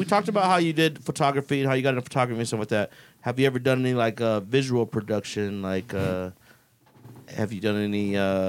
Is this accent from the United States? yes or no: yes; Las Vegas, Nevada, United States; moved away; I'm from Vegas.